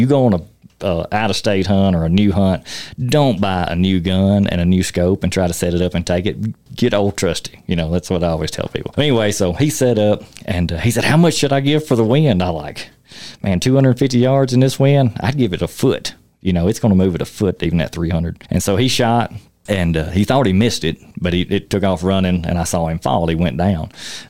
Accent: Tennessee, United States; moved away as an adult; now in Wyoming, United States; I moved out here from Tennessee in 2017, but not my first time to Wyoming.

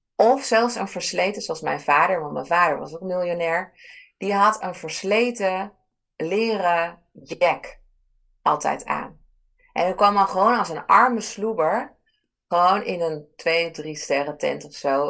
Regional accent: Ibiza, Balearic Islands, Spain; moved away; Ik ben dan opgegroeid op, eh, op Ibiza. Dat is mijn geboorte-eiland

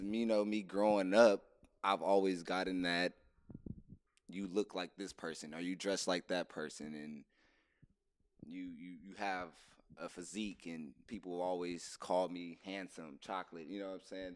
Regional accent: Inglewood, California, United States; I'm from California, born and raised Los Angeles, Inglewood to be exact

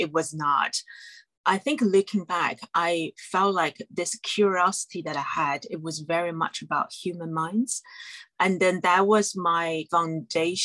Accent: China; moved away as an adult; now in London, United Kingdom; I grew up in China and then grew up in mainland China, I should say

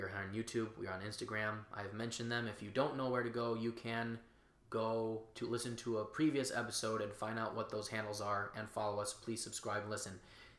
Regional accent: Chicago, Illinois, United States; I personally, as a Chicagoan, as an American

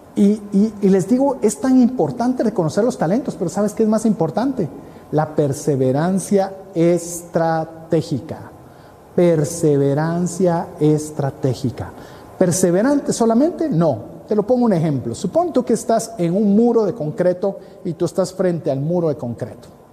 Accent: Guatemala; te hablo como guatemalteco

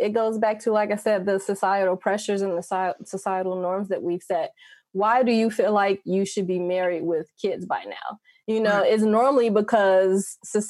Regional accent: Gary, Indiana, United States; moved away as an adult; now in Las Vegas, United States; I grew up in Gary, Indiana.

